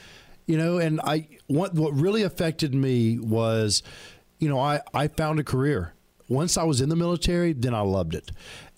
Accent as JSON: {"language": "English", "region": "Alabama", "country": "United States", "said": "I'm from Alabama."}